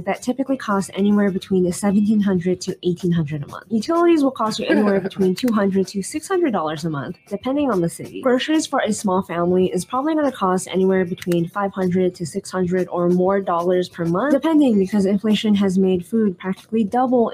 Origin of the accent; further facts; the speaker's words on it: California, United States; I grew up in California